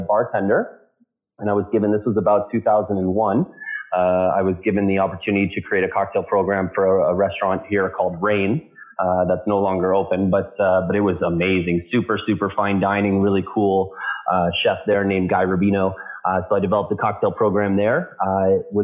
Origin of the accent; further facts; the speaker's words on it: London, Ontario, Canada; now in Toronto, Canada; I started bartending in a small cigar bar in my hometown in London, Ontario, here in Canada